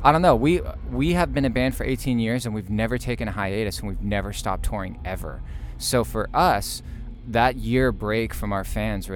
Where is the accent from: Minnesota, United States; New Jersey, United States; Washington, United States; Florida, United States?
Florida, United States; Middleburg; it was cool growing up in Middleburg, in my opinion, because it was a small town